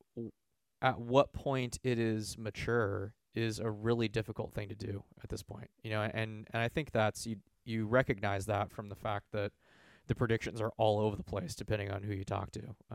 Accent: Bay Area, California, United States; I was from the Bay Area. I'd grown up around here

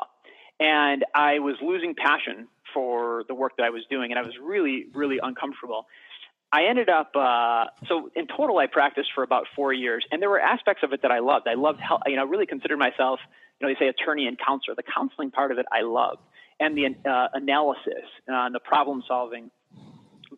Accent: Michigan, United States; I was born and raised in Michigan

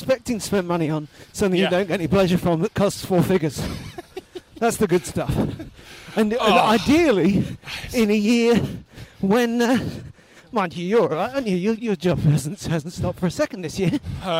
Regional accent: London, United Kingdom; because I grew up in West London.

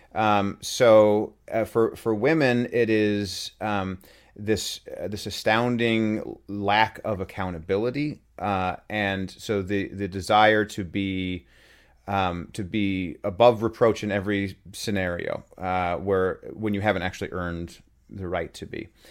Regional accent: Utah, United States; moved away; I grew up in Utah, uh, when I was, uh, pretty young

